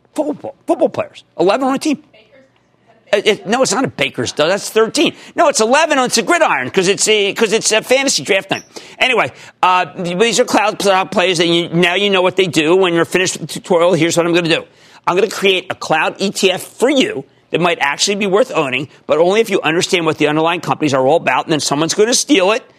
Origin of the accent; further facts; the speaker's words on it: New Jersey, United States; my home state, New Jersey.